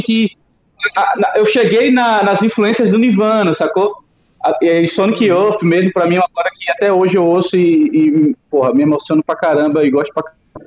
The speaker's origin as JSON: {"language": "Portuguese", "town": "São Cristóvão", "region": "Sergipe", "country": "Brazil", "tie": "born or raised there", "lives_now": "Aracaju, Brazil", "said": "eu nasci em São Cristóvão, aqui em Sergipe, mas eu já estou morando em Aracaju há quatro anos"}